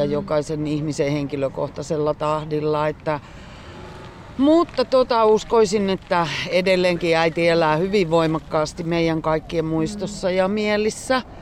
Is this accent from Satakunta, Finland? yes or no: no; Lappeenranta, South Karelia, Finland; Me ollaan kaikki kolme synnytty Lappeenrannassa